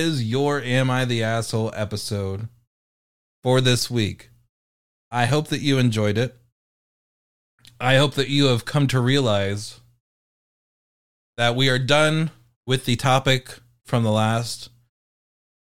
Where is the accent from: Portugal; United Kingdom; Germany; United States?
United Kingdom; I'm British.